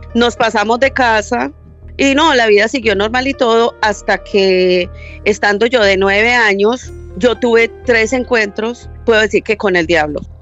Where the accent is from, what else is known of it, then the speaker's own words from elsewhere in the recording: Medellín, Antioquia, Colombia; now in Florida, United States; yo nací en Medellín